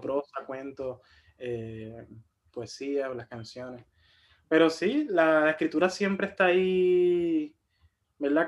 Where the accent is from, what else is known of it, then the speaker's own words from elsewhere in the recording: Ciales, Puerto Rico; soy de Ciales, de allá del centro